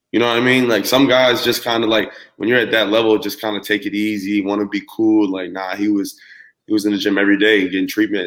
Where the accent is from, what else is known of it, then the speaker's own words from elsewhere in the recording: Dallas, Texas, United States; I'm from Dallas